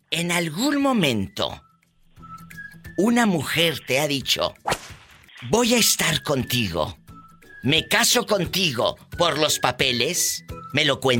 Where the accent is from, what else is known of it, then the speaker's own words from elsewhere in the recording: Watsonville, California, United States; En Watsonville, California.